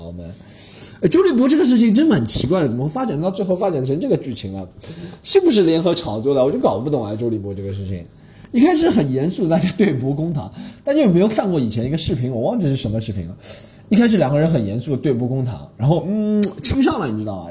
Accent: Shanghai, China; 因为我是上海人嘛

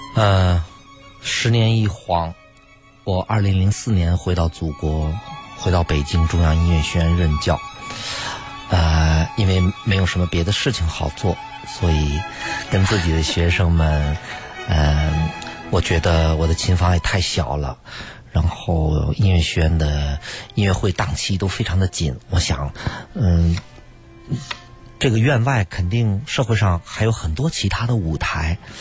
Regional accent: China; moved away as an adult; 我们中国人

